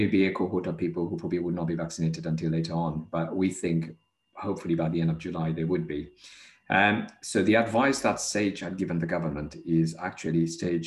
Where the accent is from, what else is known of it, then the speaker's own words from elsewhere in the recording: Mauritius; moved away; I was born in Mauritius.